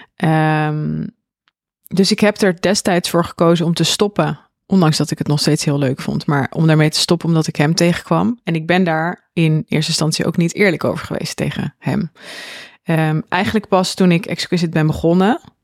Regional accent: Zwolle, Overijssel, Netherlands; ik woon dan in Zwolle mhm. en ik ben opgegroeid in Zwolle.

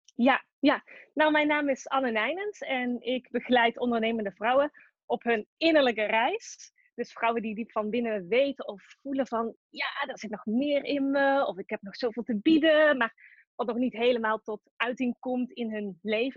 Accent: Tilburg, North Brabant, Netherlands; accent: Brabant; Ik kom uit Tilburg, dat hoor je misschien ook wel

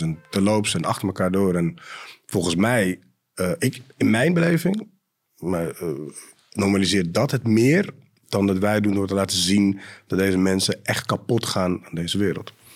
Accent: Amsterdam, North Holland, Netherlands; geboren in Amsterdam West, opgegroeid in Amsterdam Zuid ook.

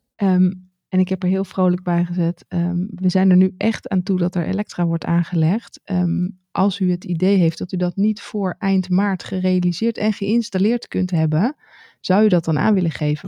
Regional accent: Netherlands; moved away as an adult; now in France; als Nederlander

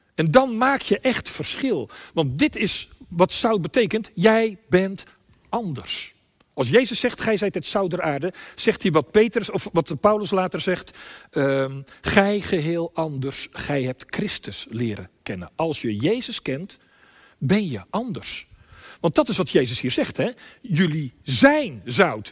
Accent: Limburg, Netherlands; bij ons in Limburg

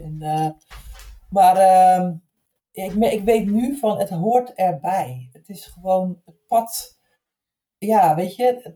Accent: Zeeland, Netherlands; ik als 16, 17-jarig meisje in Zeeland, waar ik opgegroeid ben

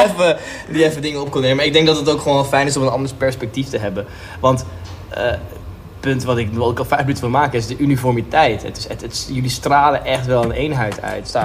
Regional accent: Netherlands

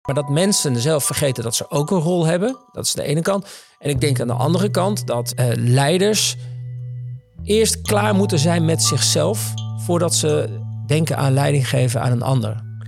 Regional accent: Netherlands; ik ben opgegroeid in Zwifterband

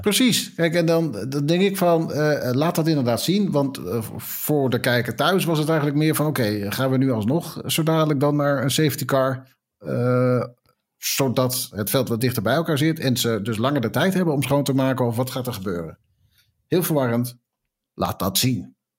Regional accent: Netherlands

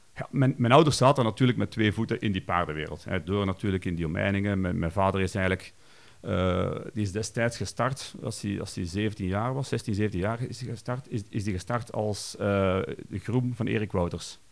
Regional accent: Kampenhout area, Flanders, Belgium; Ik ben opgegroeid in Haagd. Dat is eigenlijk een, een dorpje hier naast Kampenoot

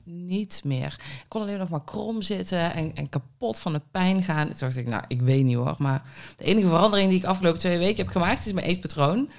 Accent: Budel, North Brabant, Netherlands; moved away; eentje in Budel, waar ik vandaan kom. Hè, een klein Budels dorpje mhm. in, in Brabant

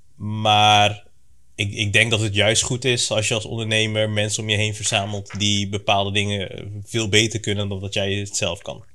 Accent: Breda, North Brabant, Netherlands; moved away as an adult; now in Capelle aan den IJssel, Netherlands; geboren en getogen in Breda, maar sinds nou, een aantal maanden woonachtig in in Capelle aan de IJssel

